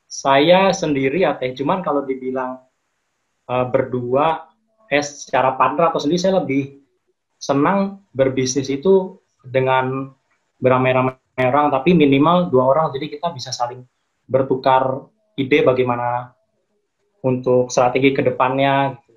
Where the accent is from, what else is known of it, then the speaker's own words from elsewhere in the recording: Klaten, Central Java, Indonesia; now in Cikarang, Indonesia; Uh, kalau saya sih uh, tinggal di Cikarang ya teh, cuman saya asli dari Jawa dari Klaten Jawa